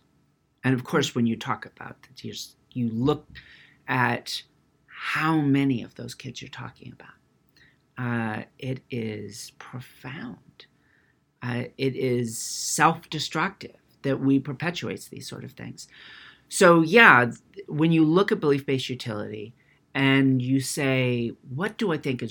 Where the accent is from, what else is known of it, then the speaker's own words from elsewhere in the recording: California, United States; I grew up in California.